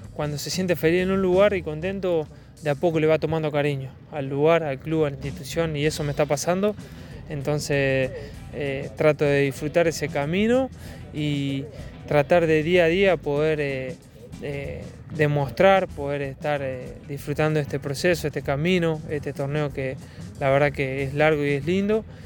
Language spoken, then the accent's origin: Spanish; Córdoba, Argentina; uno como cordobés y como del interior